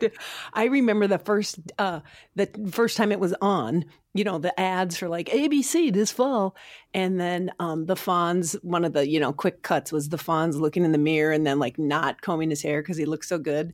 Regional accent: Sauk Rapids, Minnesota, United States; I grew up in Sauk Rapids, Minnesota

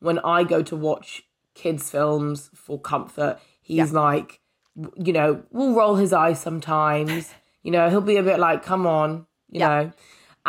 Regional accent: United Kingdom; I have a tense relationship with being a British person

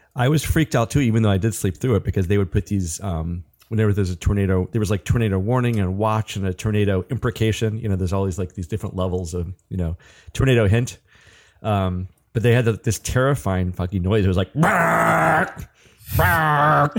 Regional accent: Atlanta, Georgia, United States; moved away; I'm from Atlanta

